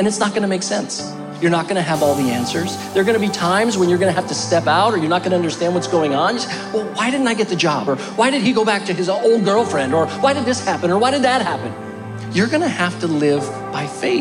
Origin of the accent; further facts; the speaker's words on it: Albuquerque, New Mexico, United States; moved away; we were born and raised in Albuquerque, so all our family still resides there